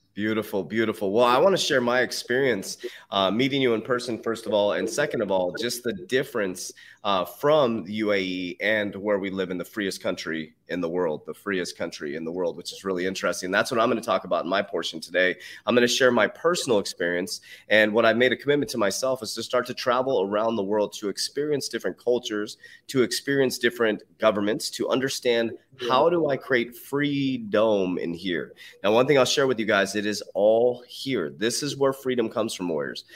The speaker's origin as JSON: {"language": "English", "country": "United States", "said": "I'm an American. Trust me, I am so proud to be an American"}